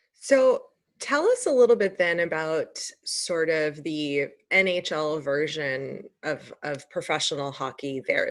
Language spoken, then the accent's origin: English; United States; I'm I'm American